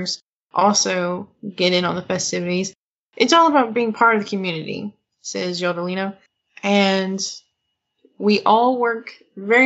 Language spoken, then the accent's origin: English; Mena, Arkansas, United States; all the buildings in my hometown, like in Mena